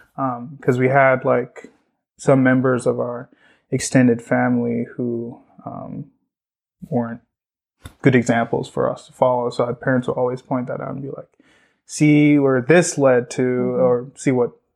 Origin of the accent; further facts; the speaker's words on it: Borno, Nigeria; now in United States; I actually grew up in north northeastern Nigeria, um, place called Borno